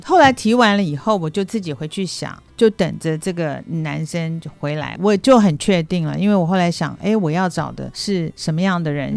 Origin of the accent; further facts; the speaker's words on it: Taiwan; moved away as an adult; also born or lived in Hong Kong / Shanghai; 我是台湾土生土长，然后后来我跟着先生一起去到了香港、上海，住过一段时间。那现在是退休，回来过退休生活